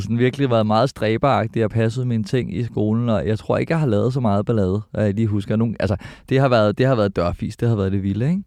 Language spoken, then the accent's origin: Danish; Albertslund, Capital Region of Denmark, Denmark; jeg er født på Kloster Hospital, mm. men øh, opvokset i Alberslund, Elundskolen, Alberslund Vest